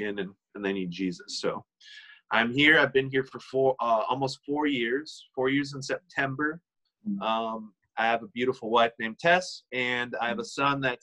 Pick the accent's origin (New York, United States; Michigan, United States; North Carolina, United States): Michigan, United States; moved away as an adult; also born or lived in Kansas City / Dallas, Texas; I ended up coming back to my home state of Michigan, and I currently am living in a city called Montrose, Michigan